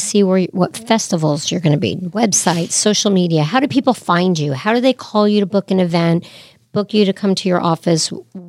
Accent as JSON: {"language": "English", "region": "East Coast", "country": "United States", "also_born_or_lived": "Florida / Connecticut", "said": "You know, I've lived in a lot of different places. I'm originally from the East Coast. I've lived in Florida, Connecticut, overseas."}